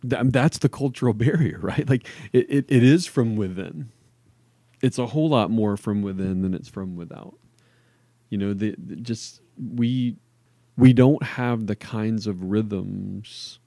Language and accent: English; New Orleans, Louisiana, United States; moved away; I grew up in New Orleans